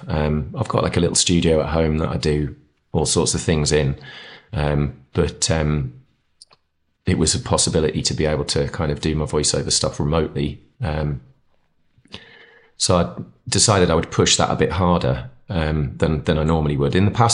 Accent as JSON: {"language": "English", "region": "East of England", "country": "United Kingdom", "tie": "born or raised there", "moved": "as an adult", "lives_now": "North East England, United Kingdom", "said": "I was born in the Northeast, lived here till I was 4 or 5. My dad got a job down near, well, between Ipswich and Cambridge, so East Anglia. Grew up there till I was 18 and then came back up for uni and stuff and then stayed."}